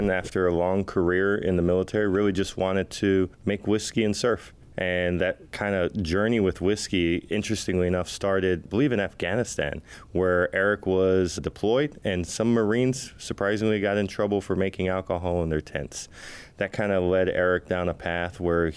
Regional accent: Texas, United States; moved away as an adult; also born or lived in Waimanalo, Hawaii; now in Hawaii, United States; We moved to Texas. Hawaii, of course, is expensive for a single parent. So we moved to Texas. I grew up down there

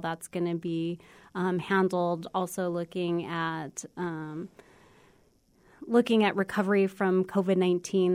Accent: United States; also born or lived in Arizona / New Mexico; I grew up in cities in Arizona and New Mexico

